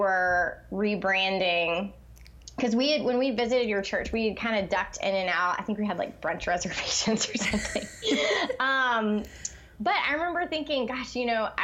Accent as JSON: {"language": "English", "town": "Charlotte", "region": "North Carolina", "country": "United States", "tie": "born or raised there", "said": "I'm from Charlotte, like you"}